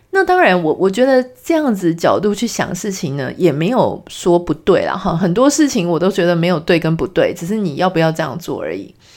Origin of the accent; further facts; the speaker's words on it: Pingtung, Pingtung County, Taiwan; moved away as an adult; also born or lived in Taipei; 我是从，呃，从小就在屏东成长，然后一路一直念书，念到十八岁，也就是高中毕业之后，才到台北来念大学